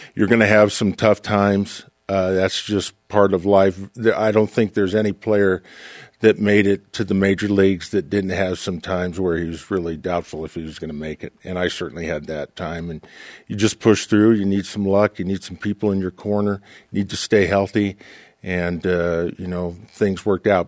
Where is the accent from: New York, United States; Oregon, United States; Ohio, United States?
Oregon, United States; Portland; I grew up in Portland, Oregon